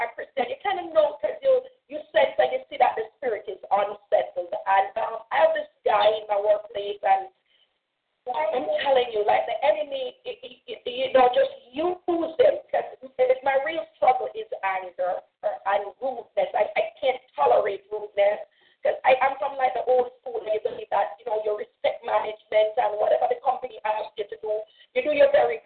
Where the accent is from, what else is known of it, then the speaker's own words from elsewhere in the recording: Jamaica; now in United States; I tend to get back to Jamaica, and some of my Jamaican stuff that I know